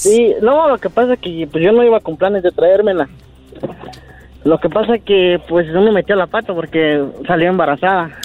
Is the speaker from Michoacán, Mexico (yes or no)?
yes; Puruándiro, Michoacán, Mexico; now in United States; nací, en, en, Puruándiro, Michoacán